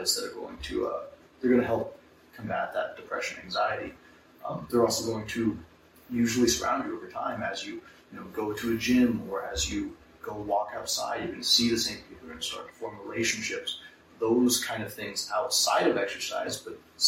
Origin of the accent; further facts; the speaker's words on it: Great Falls, Montana, United States; moved away; my hometown in Great Falls, right in the center of it